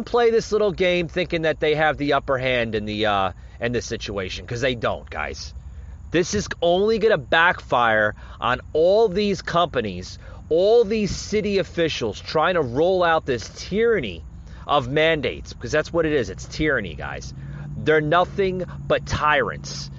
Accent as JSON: {"language": "English", "country": "United States", "tie": "born or raised there", "said": "I'm an American patriot born on American soil"}